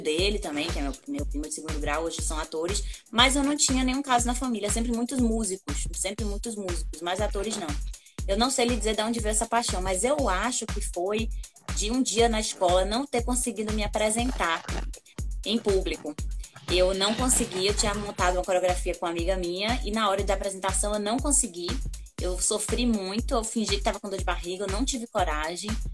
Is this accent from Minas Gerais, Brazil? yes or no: no; Salvador, Bahia, Brazil; now in Vitória da Conquista, Brazil; eu sou soteropolitana, sou filha de pai cearense